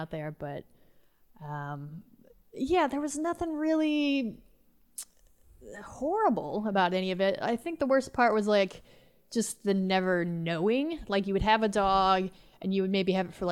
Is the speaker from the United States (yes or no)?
yes; Gordonville, Missouri, United States; I grew up on a farm in Missouri.